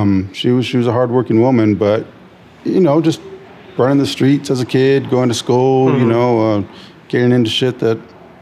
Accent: San Jose, California, United States; Born and raised San Jose, East Side San Jose. Grew up Story in White, East Hills. Born and raised. Never really moved out.

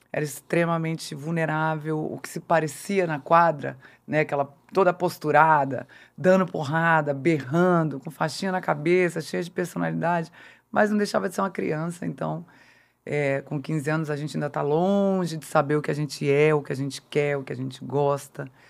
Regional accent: Brasília, Federal District, Brazil; eu é sou de Brasília.

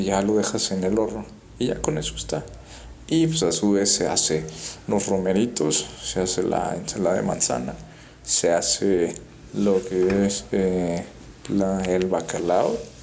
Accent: Mexico; nuestra identidad, ¿no? Como mexicanos

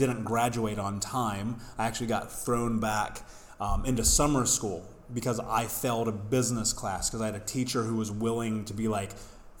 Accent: Indianapolis, Indiana, United States; I grew up in the States in Indianapolis

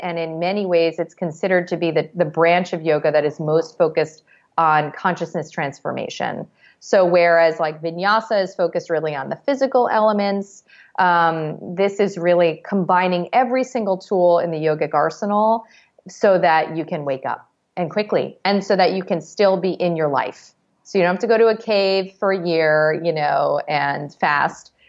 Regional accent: New York, United States; As a New Yorker

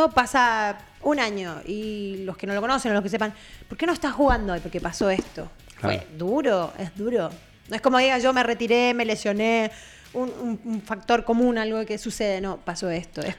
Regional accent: Chile; yo, por nadie. yo como chileno, por nadie.

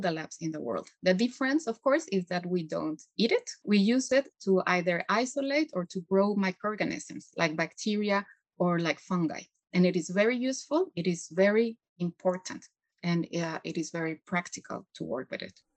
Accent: Mexico; moved away; I come from Mexico

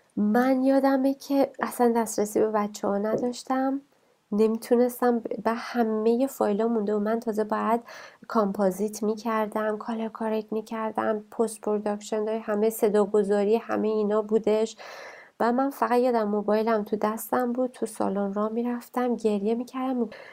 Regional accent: Iran; moved away as an adult; also born or lived in North Vancouver, Canada; now in Vancouver, Canada; ما تو ایران بزرگ شدیم

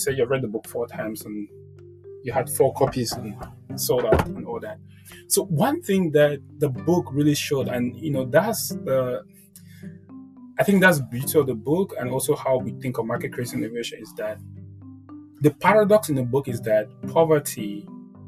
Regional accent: Cameroon; I'm now from Cameroon

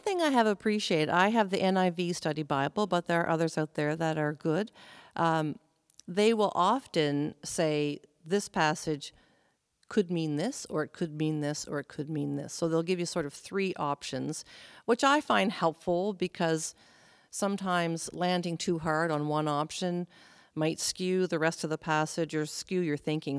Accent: Prince Edward Island, Canada; moved away as an adult; also born or lived in New Brunswick / Alberta / British Columbia; I was born in New Brunswick. We moved to Prince Edward Island when I was 10.

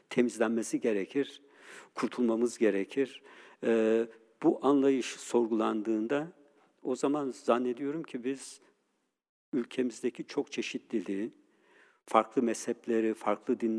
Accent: Turkey; Biz Türkiye'de 50 bin kadar Ermeniyiz. Ee, Türkiye'deki en büyük Müslüman olmayan azınlığız.

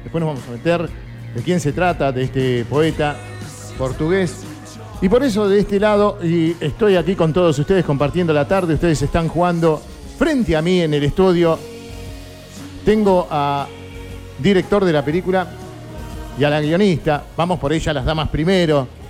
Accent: Banfield, Buenos Aires Province, Argentina; yo soy del sur del Gran Buenos Aires, de Banfield

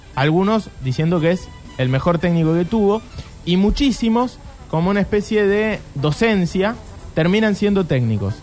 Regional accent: Argentina

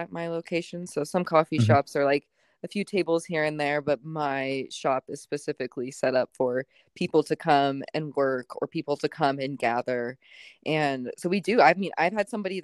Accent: Spokane, Washington, United States; also born or lived in Seattle; now in Spokane, United States; I was born and raised in Spokane

